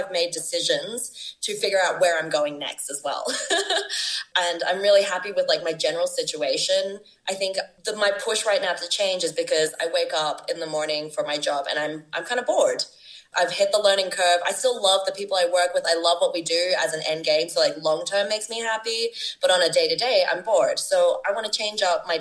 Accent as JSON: {"language": "English", "town": "Brisbane", "region": "Queensland", "country": "Australia", "tie": "born or raised there", "also_born_or_lived": "Sydney, Australia", "moved": "as an adult", "lives_now": "Bogota, Colombia", "said": "I have a really strong foundation back home in Australia, both in my hometown of Brisbane and where I've been living for 10 years in Sydney"}